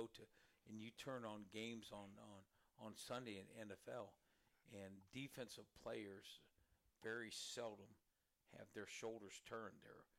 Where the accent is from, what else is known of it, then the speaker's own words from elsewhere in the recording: Mansfield, Ohio, United States; also born or lived in Georgetown, Kentucky; I'm from Mansfield, Ohio, originally. Lexington High School